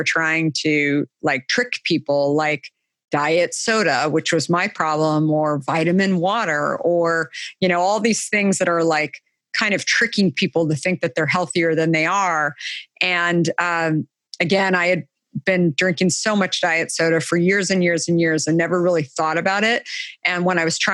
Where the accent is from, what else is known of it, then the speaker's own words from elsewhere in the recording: Arizona, United States; I grew up in Arizona, so summers are hot